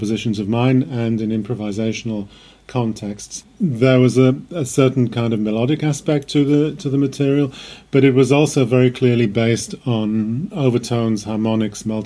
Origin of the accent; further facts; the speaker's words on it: Wales, United Kingdom; also born or lived in The Hague, Netherlands; now in Belgrade, Serbia; I'm originally from Wales